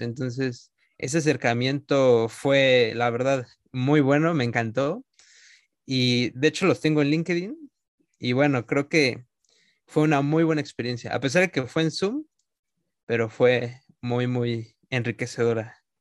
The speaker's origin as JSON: {"language": "Spanish", "country": "Mexico", "said": "nuestro país"}